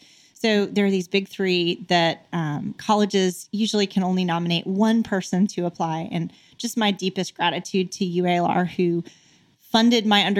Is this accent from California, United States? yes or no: no; Arkansas, United States; on me because I was from Arkansas.